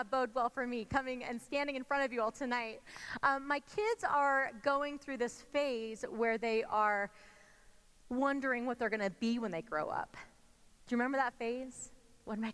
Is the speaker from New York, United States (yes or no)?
no; California, United States; moved away as an adult; now in Colorado, United States; we're originally from California